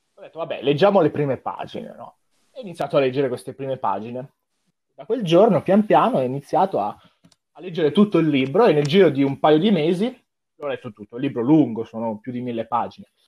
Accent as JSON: {"language": "Italian", "town": "Como", "region": "Lombardy", "country": "Italy", "said": "Sono di Como, non di Sondrio come loro"}